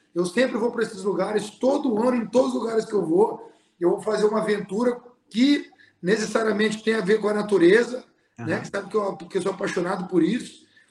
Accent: Bonito, Mato Grosso do Sul, Brazil; moved away as an adult; now in United States; a minha essência é pantaneira, a minha essência é da minha terra

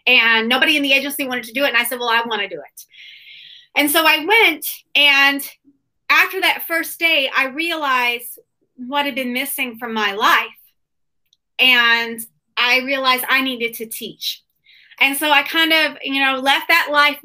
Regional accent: Broken Bow, Oklahoma, United States; I grew up in Broken Bow, Oklahoma

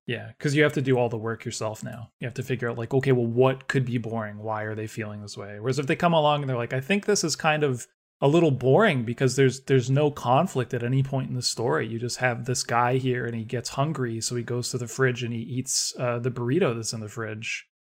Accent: Canada; growing up in Canada

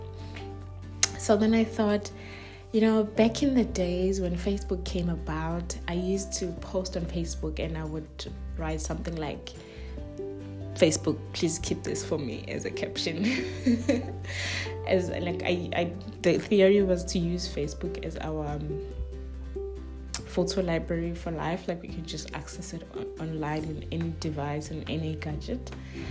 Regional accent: Soweto, Gauteng, South Africa; also born or lived in Cape Town, South Africa; now in Germany; I grew up in Soweto. As a Sowetan lady, as a Sowetan girl

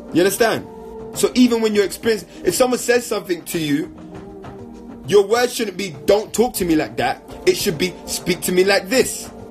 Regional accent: London, United Kingdom; I grew up in London

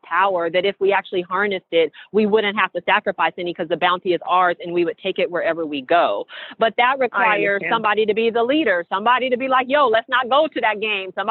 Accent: Seattle, Washington, United States; I'm from Seattle

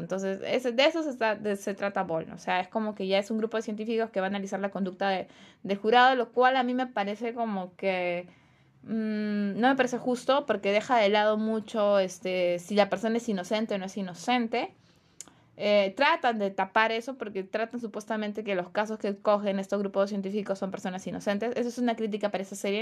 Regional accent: Peru; nosotros como peruanos

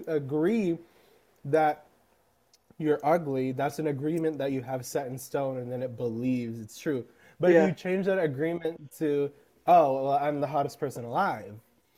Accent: United States; I'm very American, unfortunately.

